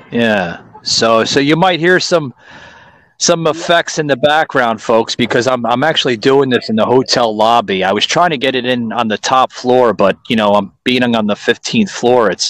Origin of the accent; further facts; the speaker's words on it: New York City, New York, United States; now in Florida, United States; I was born in it, Joseph. Don't get me wrong, man. I'm from Queens, New York